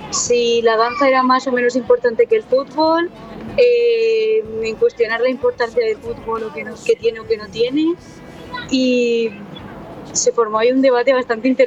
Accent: Alicante, Valencian Community, Spain; now in Madrid, Spain; yo soy de, yo soy de Alicante, pero ah. vivo aquí en Madrid porque estoy estudiando aquí, porque las oportunidades están aquí.

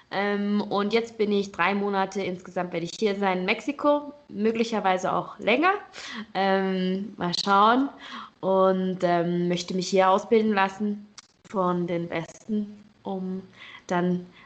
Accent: Switzerland; Also ich bin Schweizerin und habe in der Schweiz angefangen zu trainieren.

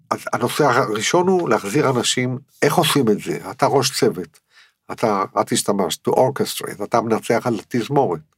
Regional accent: Netanya, Central District, Israel; אני גדלתי בנתניה

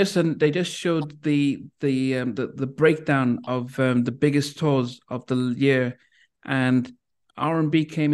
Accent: Liverpool, North West England, United Kingdom; I was born in Liverpool

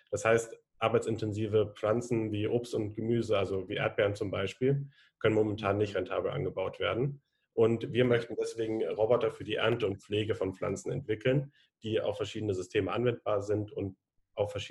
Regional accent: Konstanz, Baden-Württemberg, Germany; Ich komme aus Konstanz vom Bodensee und ich studiere gerade an der Zeppelin-Universität Soziologie, Politik und Ökonomie.

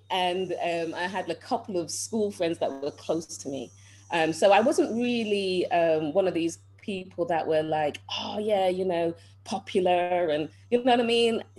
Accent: Manchester, North West England, United Kingdom; I was born in England, um, Manchester, England. And Manchester, I'm sure most of you know, is the north of England.

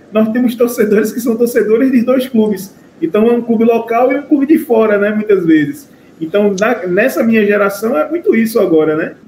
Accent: interior of Pernambuco, Brazil; eu sou do interior do Pernambuco

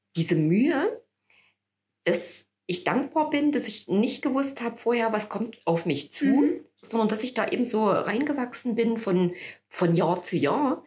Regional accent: Annaberg-Buchholz, Saxony, Germany; also born or lived in Chemnitz / Jena; also ich habe Abitur gemacht hier in Annaberg, ich stamme ja hier aus der Region

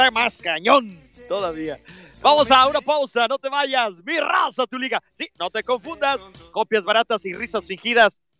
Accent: Mexico; a todos nos duele como mexicanos

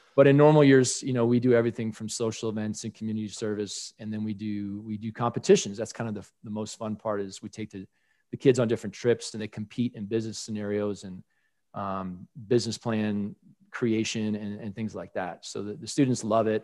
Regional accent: Colorado, United States; in my home state of Colorado

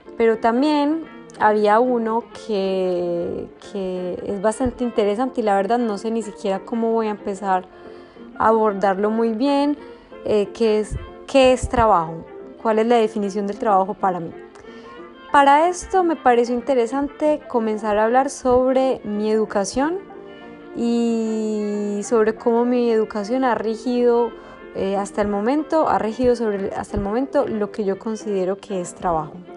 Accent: Medellín, Antioquia, Colombia; yo nací en Medellín y toda la vida estudié en un colegio

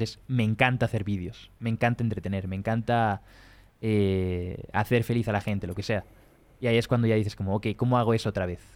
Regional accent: Spain; yo soy español o de primer mundo

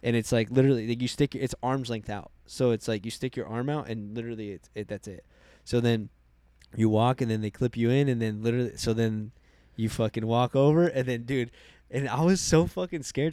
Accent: Arizona, United States

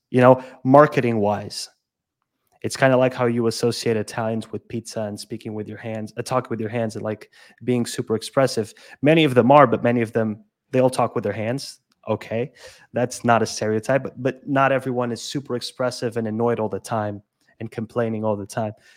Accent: Lisbon, Portugal; also born or lived in Madeira; I'm from Lisbon, but I lived in Madeira for two years

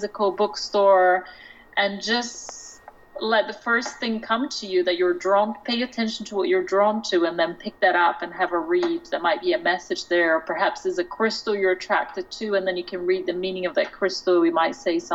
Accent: Brazil; now in London, United Kingdom; I'm from Brazil. I was born in Brazil. I grew up with my grandmother.

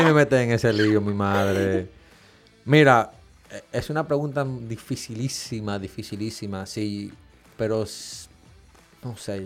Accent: Dominican Republic; nosotros como dominicanos

